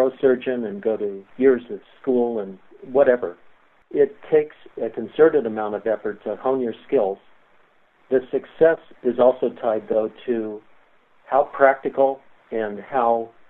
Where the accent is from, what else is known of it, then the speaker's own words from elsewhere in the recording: Nevada, United States; moved away; also born or lived in Oregon; I grew up in Nevada's rural cattle country